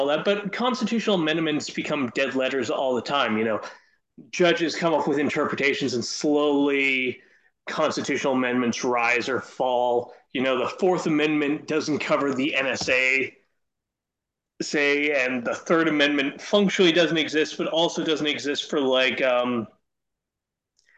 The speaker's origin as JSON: {"language": "English", "country": "Canada"}